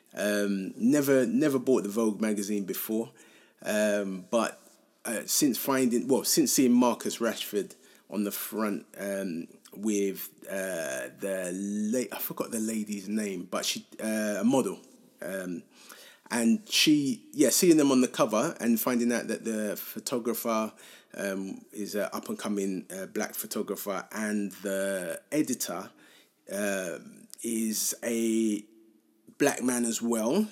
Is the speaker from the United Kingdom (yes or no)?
yes; London, United Kingdom; I feel quite lucky to have grown up in Hackney